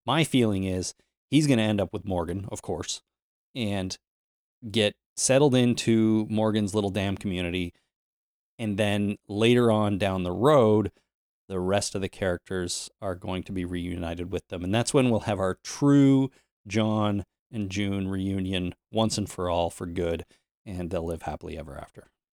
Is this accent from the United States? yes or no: no; Canada; I'm Canadian